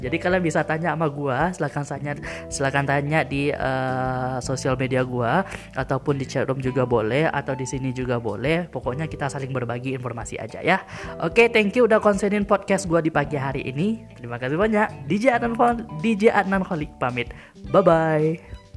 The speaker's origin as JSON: {"language": "Indonesian", "town": "Batusangkar", "region": "West Sumatra", "country": "Indonesia", "said": "kota gue ya, kota Batu Sangkar"}